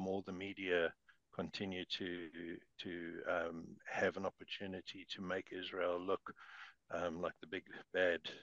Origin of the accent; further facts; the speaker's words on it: South Africa; accent: South African; moved away as an adult; now in New Zealand; I'm originally from South Africa. I'm a South African Kiwi. Moved over here in 2008.